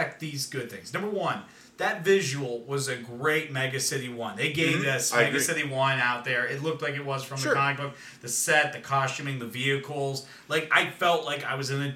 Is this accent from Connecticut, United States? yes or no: no; Youngstown, Ohio, United States; now in Columbus, United States; I'm a comedian from Columbus, Ohio, originally from Youngstown.